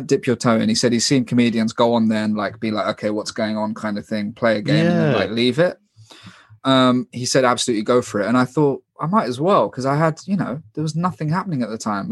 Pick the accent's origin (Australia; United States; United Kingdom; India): United Kingdom; London; I'm from London